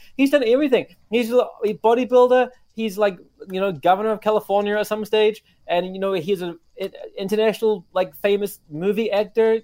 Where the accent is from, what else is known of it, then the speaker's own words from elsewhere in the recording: New Zealand; also born or lived in Japan / Canada; now in Tokyo, Japan; my home country, New Zealand